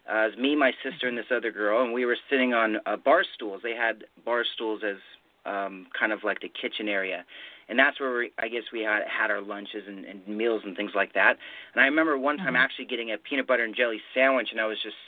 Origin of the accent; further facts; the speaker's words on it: Riverside, California, United States; born there; So I was born in Riverside, California.